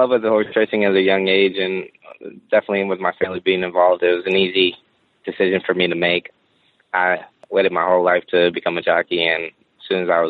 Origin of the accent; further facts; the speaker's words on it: Florida, United States; You know, growing up in Florida, I was a big fan of the Miami Dolphins.